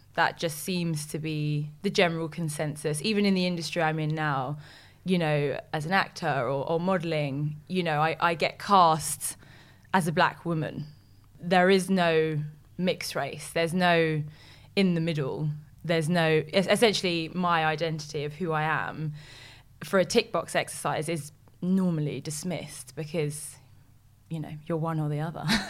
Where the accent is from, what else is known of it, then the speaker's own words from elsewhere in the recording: London, United Kingdom; I am from West London, born and bred, and I've lived there all my life